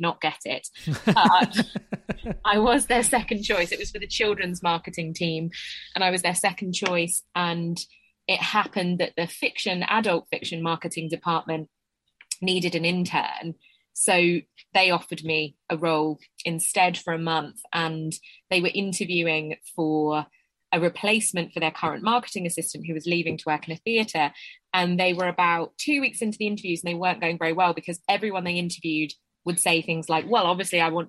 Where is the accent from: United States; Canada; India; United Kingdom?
United Kingdom; Essex, East of England; I'm from Essex